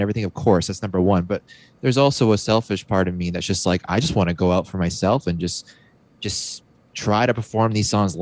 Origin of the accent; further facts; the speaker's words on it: Canada; being Canadian